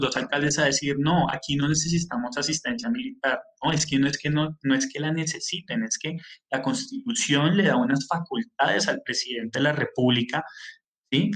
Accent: Colombia; nosotros eh, como colombianos

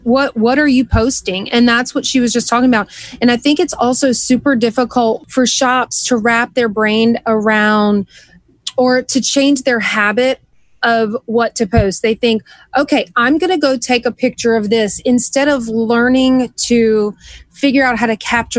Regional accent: the South, United States; Maybe it was the way I was raised way down in the South. Like, we're just wide open.

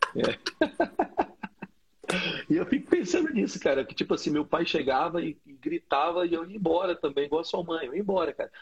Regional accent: Brasília, Federal District, Brazil; eu cresci numa quadra em Brasília que tinha gangue

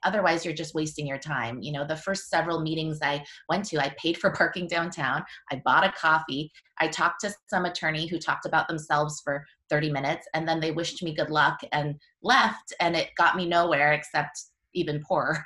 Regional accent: Washington, United States; also born or lived in Korea; I'm a local I grew up in Washington

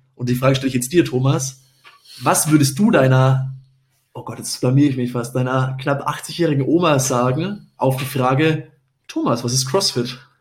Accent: Upper Franconia, Bavaria, Germany; now in Munich, Germany; in meiner Heimat, nicht in München ist, sondern ich komme aus der Region Oberfranken

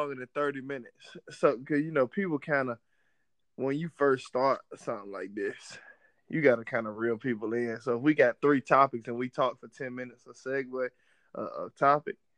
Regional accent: Suffolk, Virginia, United States; I'm from Suffolk, Virginia

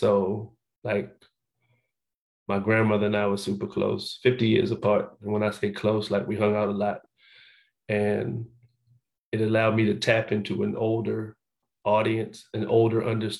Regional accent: Annapolis, Maryland, United States; I'm originally from Baltimore, Maryland. I was raised in Annapolis, Maryland. But in Maryland, we moved around a lot.

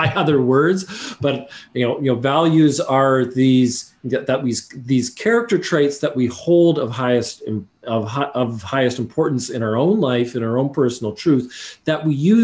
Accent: Canada; I'm a Canadian

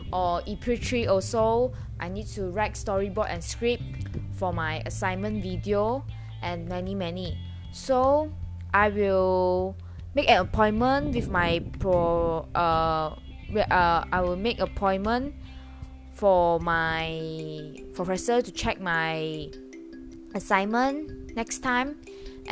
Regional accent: Ipoh, Perak, Malaysia; I will go back to Ipoh, my hometown

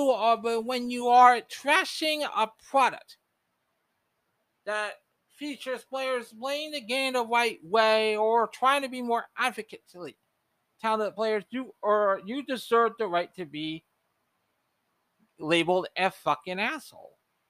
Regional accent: New York, United States; Sandy Bondello will be coaching the beloved New York Liberty, which is my hometown WNBA team.

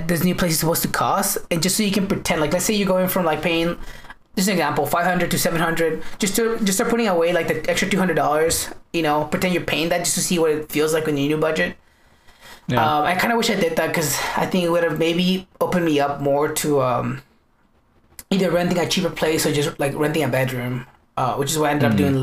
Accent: United States; that's my country

